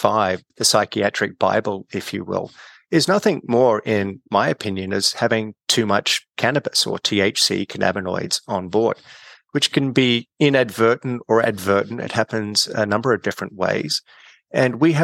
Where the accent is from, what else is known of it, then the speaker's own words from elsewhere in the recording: Australia; moved away as an adult; also born or lived in California; I'm Australian. I started my career back at Sydney University undergrad